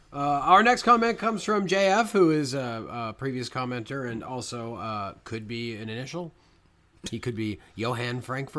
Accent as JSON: {"language": "English", "country": "Canada", "tie": "born or raised there", "said": "because Brendan and I grew up in Canada"}